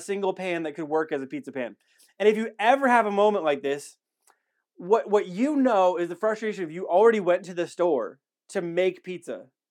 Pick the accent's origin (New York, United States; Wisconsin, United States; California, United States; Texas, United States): Wisconsin, United States; now in Alamogordo, United States; I'm from Wisconsin